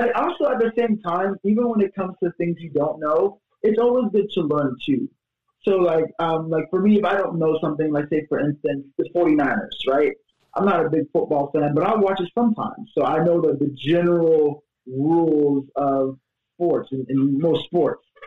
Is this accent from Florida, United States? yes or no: yes; Miami, Florida, United States; also born or lived in Tampa, Florida; I'm from Miami, Florida, but my family is um, Haitian. Basically, I grew up Haitian in Miami